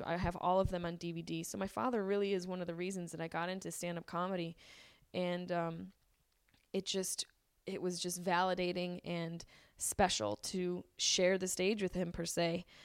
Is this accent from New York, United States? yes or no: yes; Syracuse, New York, United States; now in Los Angeles, United States; my hometown of Syracuse, New York